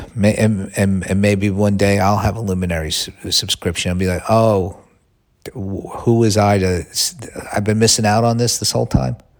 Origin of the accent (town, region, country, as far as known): United States